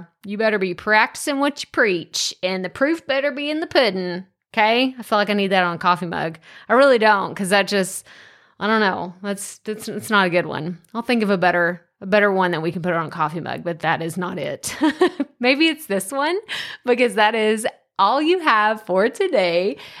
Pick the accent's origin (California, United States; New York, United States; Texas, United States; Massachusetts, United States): Texas, United States; accent: East Texas; I know. I had a really thick East Texas accent. For those of you that aren't from Texas, there's West Texas, East Te